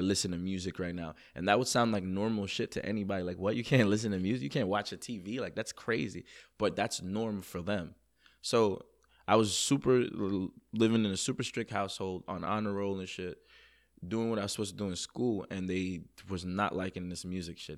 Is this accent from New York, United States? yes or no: yes; New York City, New York, United States; also born or lived in Jamaica; I'm from Queens, New York, originally born in Jamaica, the island. Um, moved to Queens, New York